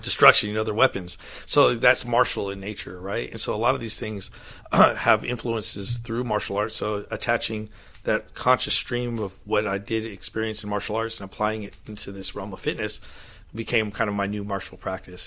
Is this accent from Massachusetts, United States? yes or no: no; Monterey, California, United States; moved away; I grew up in Monterey, California